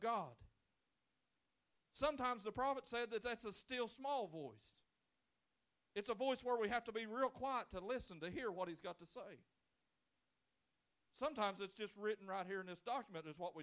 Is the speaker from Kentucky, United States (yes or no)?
yes; Brawley Creek, Lewis County, Kentucky, United States; I can remember growing up and growing up on Brawley Creek. It's where the best people of the citizens of Lewis County come from